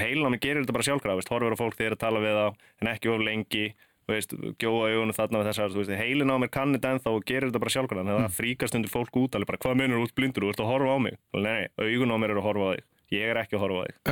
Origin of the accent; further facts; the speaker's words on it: Akranes, Western Region, Iceland; moved away as an adult; ólst upp upp á Akranesi